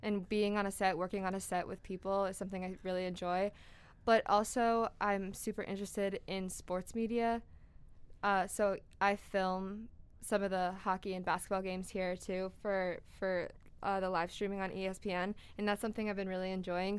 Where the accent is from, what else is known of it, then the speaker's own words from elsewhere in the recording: Wallingford, Connecticut, United States; also born or lived in West Hartford; I'm from Wallingford